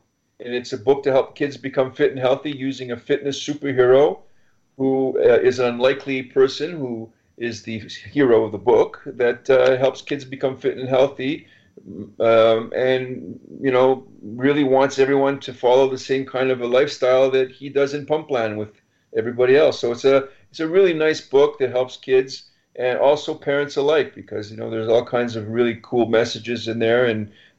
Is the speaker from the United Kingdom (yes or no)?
no; Montreal, Quebec, Canada